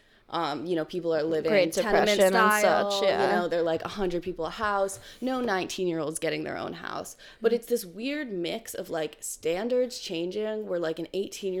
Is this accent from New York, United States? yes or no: yes; New York, United States; born or raised there; moved away as an adult; also born or lived in Ohio / Philadelphia